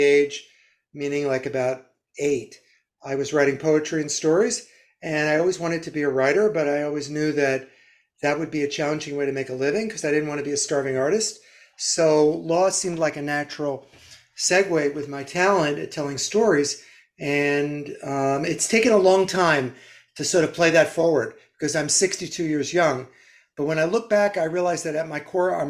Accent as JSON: {"language": "English", "region": "Northeast", "country": "United States", "said": "I'm from the Northeast"}